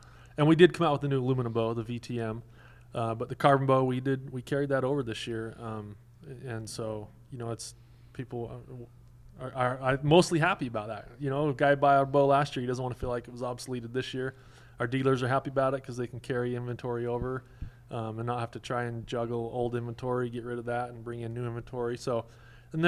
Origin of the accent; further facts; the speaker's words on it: the West, United States; I grew up in the West